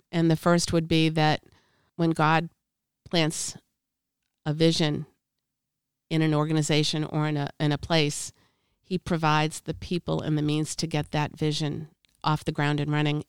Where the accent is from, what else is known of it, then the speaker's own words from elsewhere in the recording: Boston, Massachusetts, United States; I'm from Boston